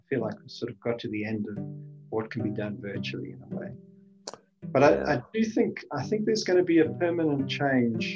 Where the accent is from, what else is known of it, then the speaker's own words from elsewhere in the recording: Johannesburg, Gauteng, South Africa; moved away; also born or lived in Namibia / Cape Town; I grew up in Southern Africa. I started my schooling in Namibia. It was called Southwest Africa at that time. And then my father was a exploration geologist for Rio Tinto